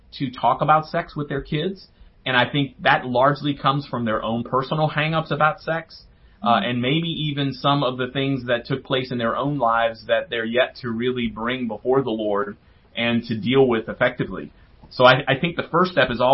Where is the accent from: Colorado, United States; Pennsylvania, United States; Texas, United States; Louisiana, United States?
Louisiana, United States; New Orleans; I grew up in New Orleans